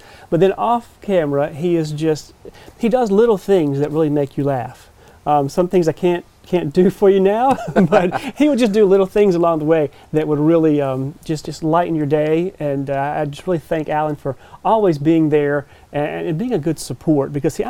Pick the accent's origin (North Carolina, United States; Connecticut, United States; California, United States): North Carolina, United States; Rocky Mount; But I grew up in Rocky Mount, so eastern Carolina, of course, home right here.